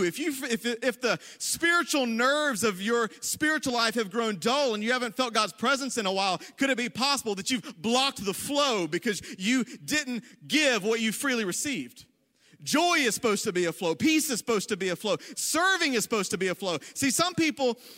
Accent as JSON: {"language": "English", "region": "the South", "country": "United States", "moved": "yes", "lives_now": "Ohio, United States", "said": "I'm from the South."}